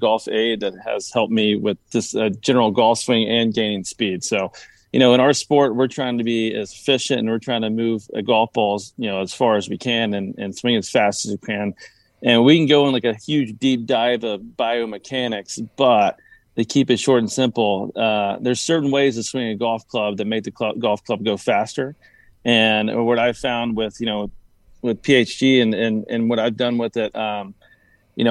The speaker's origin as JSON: {"language": "English", "region": "Tennessee", "country": "United States", "moved": "yes", "lives_now": "Jupiter, United States", "said": "I'm originally from Tennessee, so I'm a Titans fan"}